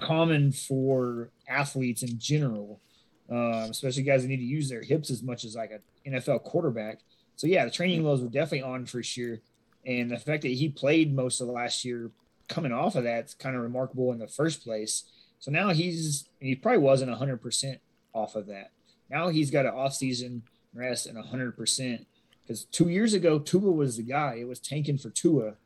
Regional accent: Dallas, Texas, United States; Obviously, I'm from the Dallas area. Got to rep Dallas Cowboys. They're my hometown team.

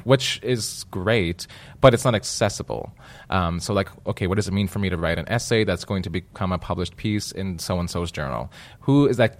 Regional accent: Manitoba, Canada; I come from Manitoba.

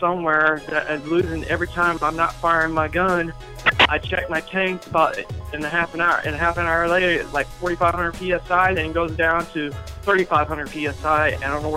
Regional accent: Chesapeake, Virginia, United States; I'm from Chesapeake, Virginia

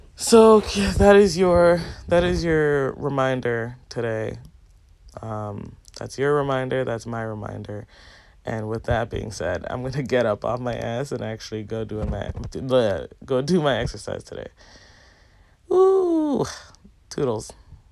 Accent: Jamaica; Growing up in Jamaica, like, we would have to go to the pipe and fill our pails of water

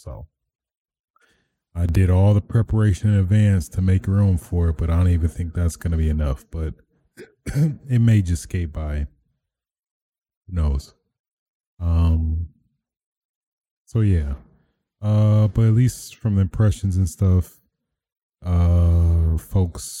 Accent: Michigan, United States; the governor of Michigan, my hometown.

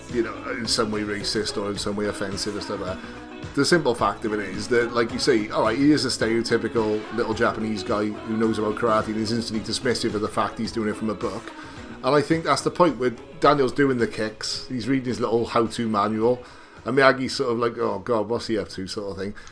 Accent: United Kingdom; a sort of teenager growing up in Britain

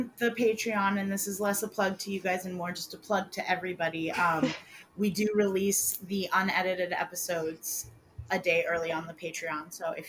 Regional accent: United States; But we're American

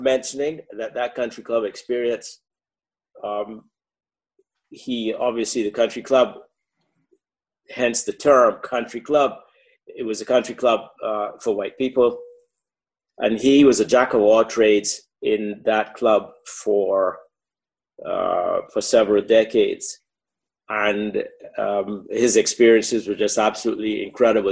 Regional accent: Barbados; moved away as an adult; I grew up in in Barbados.

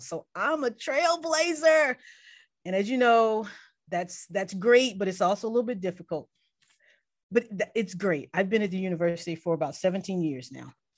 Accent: Mobile, Alabama, United States; I grew up in Mobile, Alabama

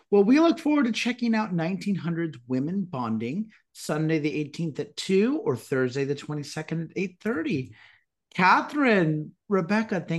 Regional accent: Nigeria; I am Nigerian.

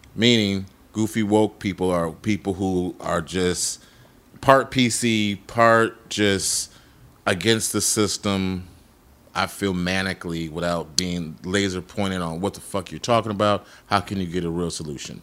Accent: Chicago, Illinois, United States; I'm from Chicago

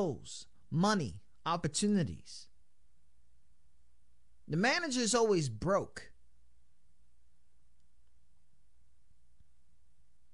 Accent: New York, United States; we're from New York

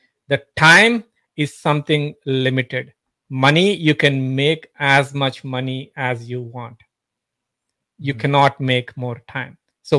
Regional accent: Pittsburgh, Pennsylvania, United States; I'm from Pittsburgh.

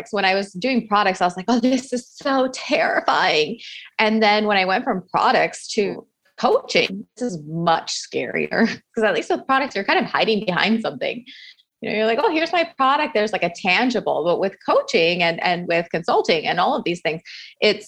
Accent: Miami, Florida, United States; I grew up Cuban American in Miami

